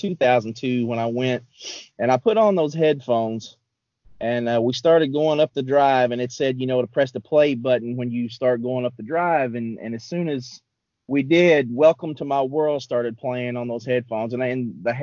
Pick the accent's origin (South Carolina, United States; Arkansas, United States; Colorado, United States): Arkansas, United States; moved away as an adult; now in Memphis, United States; I'm from Arkansas, the neighboring state of Arkansas originally, and I had moved here with my wife in 2001